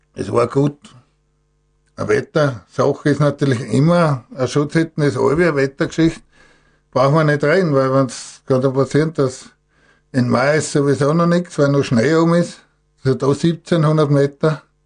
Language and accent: German; Gstatterboden, Styria, Austria; Ich bin ja in Gstadt Boden aufgewachsen, war in Gstadt der Boden Bauer